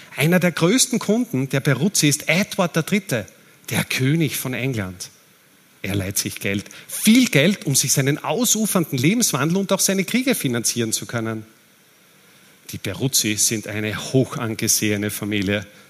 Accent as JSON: {"language": "German", "country": "Austria", "said": "Als Österreicher"}